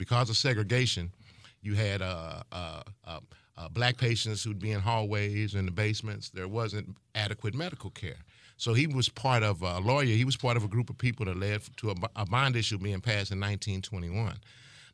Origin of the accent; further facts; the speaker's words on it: St. Louis, Missouri, United States; I grew up in North City